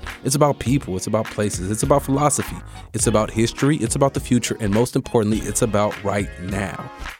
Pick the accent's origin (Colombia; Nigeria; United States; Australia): United States; Bay Area, California; I'm a published journalist and author, been doing it for half my life. I'm from the Bay Area